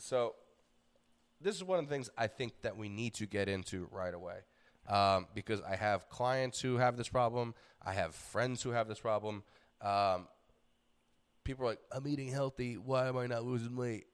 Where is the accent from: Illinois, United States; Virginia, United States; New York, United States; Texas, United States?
New York, United States; moved away; being a New Yorker